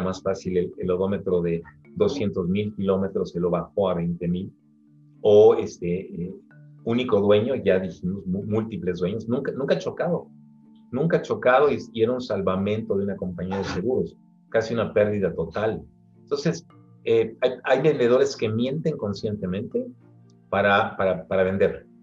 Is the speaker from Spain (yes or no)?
no; Mexico; now in Mexico City, Mexico; soy mexicano